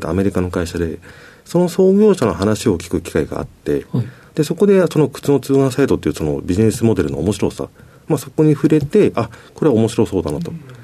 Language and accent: Japanese; Tokyo, Japan; also born or lived in Osaka; 小学校3年生の時に、あの、町市の転勤で東京来まして